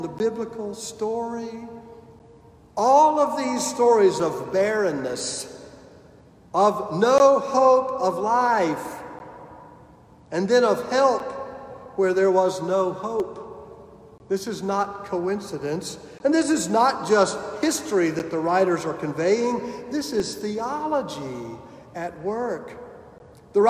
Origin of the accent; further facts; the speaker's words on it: Clinton, South Carolina, United States; Amy and I grew up in Clinton, South Carolina, the home of Presbyterian College